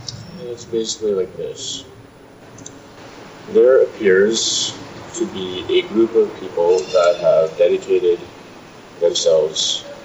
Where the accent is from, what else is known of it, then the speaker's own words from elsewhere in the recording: Manitoba, Canada; now in Victoria, Canada; Well, I came from Manitoba.